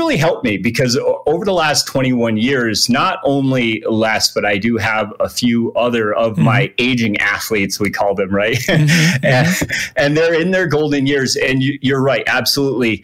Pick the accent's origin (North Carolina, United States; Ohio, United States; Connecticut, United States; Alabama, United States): Connecticut, United States; moved away as an adult; also born or lived in San Diego, California / Flagstaff, Arizona; now in Reno, United States; I originally grew up back east in Connecticut, but I came out west